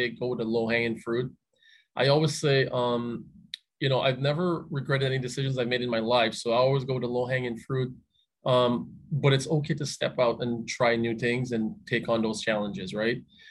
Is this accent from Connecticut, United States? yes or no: yes; Hartford, Connecticut, United States; also born or lived in the Caribbean / Albany; now in Bloomfield, United States; I grew up in Hartford, grew up in the Caribbean, came to Hartford